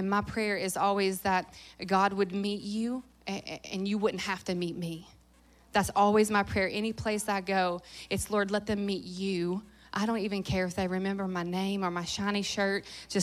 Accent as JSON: {"language": "English", "town": "Louisville", "region": "Kentucky", "country": "United States", "tie": "born or raised there", "moved": "yes", "said": "Kentucky has been a significant place for me, not just because I grew up here"}